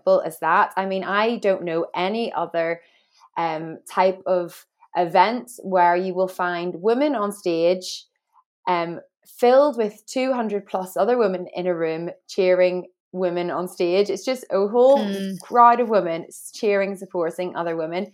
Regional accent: Northern Ireland, United Kingdom; moved away as an adult; now in England, United Kingdom; I grew up in Northern Ireland with two mums

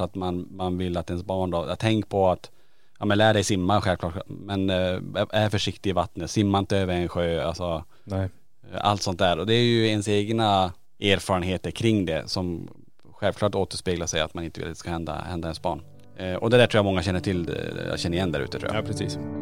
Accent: Norrland, Sweden; jag är från Norrland

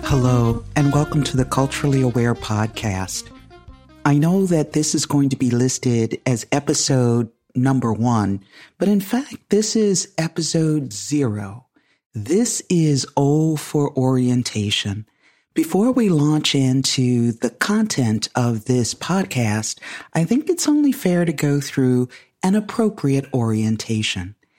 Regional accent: United States; I'm African American, and I come with that lived experience

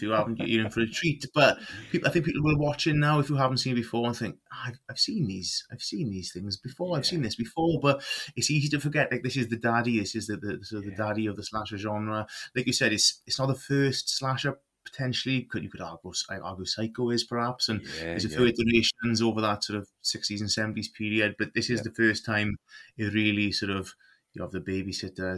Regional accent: South Wales, United Kingdom; I'm Welsh. I'm from South Wales. I live just north of Cardiff in the valleys

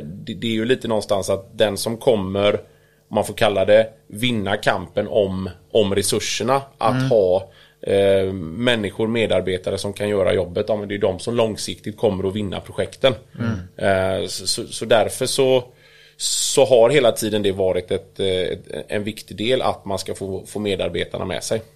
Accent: Kungälv, Västra Götaland, Sweden; also born or lived in United States / Italy; kommer ju från Kungälv

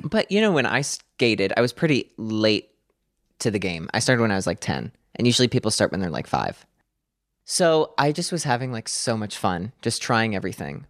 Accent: Clarks Summit, Pennsylvania, United States; now in Hawthorne, United States; I grew up in a small town called Clark Summit, Pennsylvania

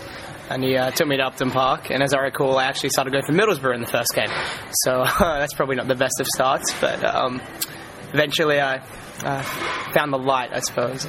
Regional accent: Australia; also born or lived in England

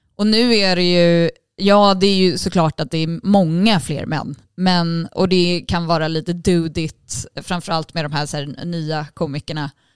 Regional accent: Sweden; Jag är ju svensk

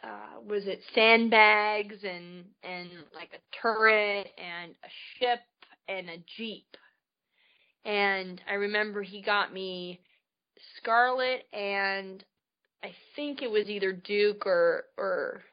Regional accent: Canada; I grew up in Canada. I was born and raised up there

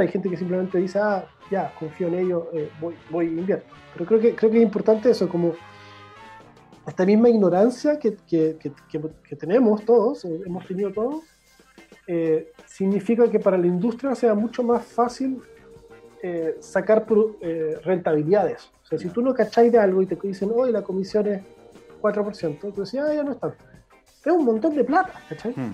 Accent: Chile; yo, soy de Portón, yo soy del otro extremo de, del país

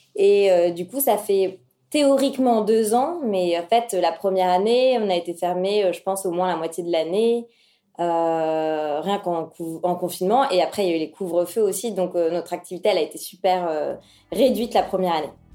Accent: Paris, Île-de-France, France; also born or lived in London; j'ai 32 ans et je suis parisienne

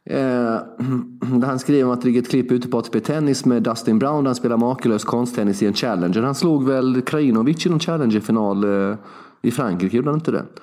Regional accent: Småland, Sweden; Vi är hardcore, vi är smålänningar.

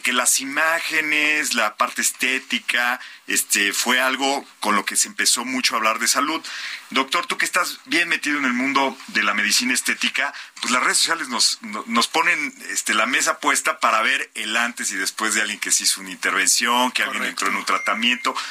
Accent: Mexico

